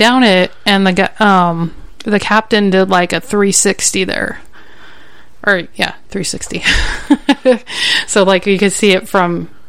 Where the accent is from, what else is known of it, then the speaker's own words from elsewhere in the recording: Bellevue, Nebraska, United States; also born or lived in Omaha, Nebraska / Portland, Oregon; I grew up here in Omaha, Nebraska, mostly in Bellevue. I moved out to Portland, Oregon for about a year and then came back here